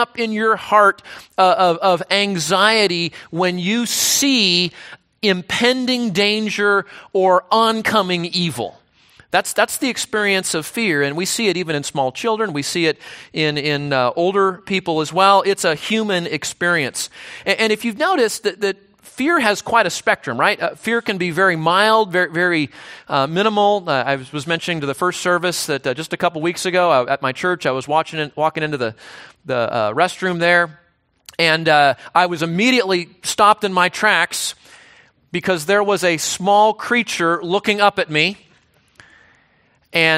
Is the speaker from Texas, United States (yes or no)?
no; Southern California, United States; my hometown in Southern California